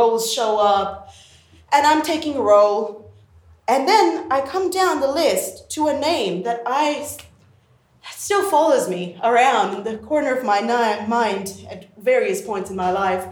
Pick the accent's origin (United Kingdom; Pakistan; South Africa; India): Pakistan; growing up in the Islamic Republic of Pakistan